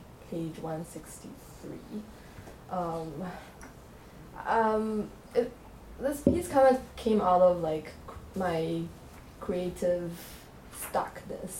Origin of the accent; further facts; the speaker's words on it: China; English is a second language; moved away; my hometown in China.